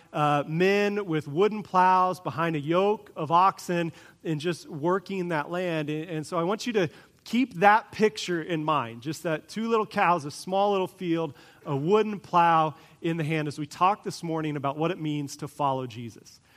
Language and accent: English; Kansas, United States; I grew up in Kansas